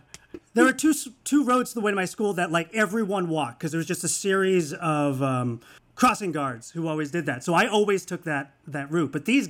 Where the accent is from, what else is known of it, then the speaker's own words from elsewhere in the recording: Portland, Maine, United States; a little Asian boy from Maine